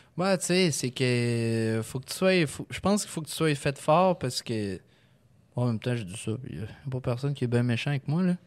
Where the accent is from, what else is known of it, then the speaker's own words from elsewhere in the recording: Lévis, Quebec, Canada; je viens de Lévis